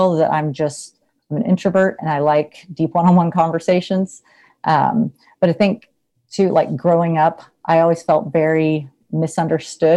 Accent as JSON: {"language": "English", "region": "North Texas", "country": "United States", "also_born_or_lived": "San Antonio, Texas", "said": "I'm from North Texas"}